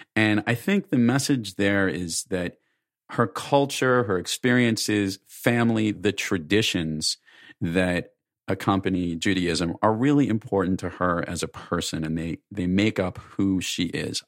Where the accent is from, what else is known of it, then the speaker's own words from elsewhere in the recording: New York, United States; I'm from New York